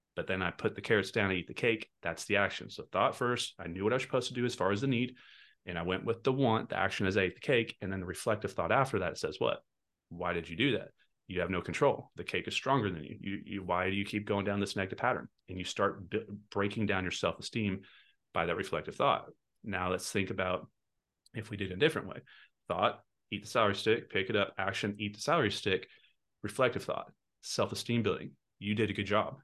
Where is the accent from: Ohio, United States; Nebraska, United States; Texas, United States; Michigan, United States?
Texas, United States; I'm from Texas